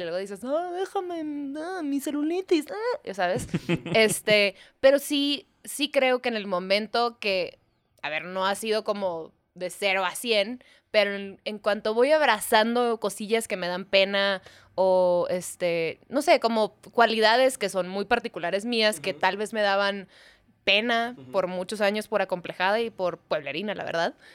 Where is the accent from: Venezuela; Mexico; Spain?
Mexico; also born or lived in Chicago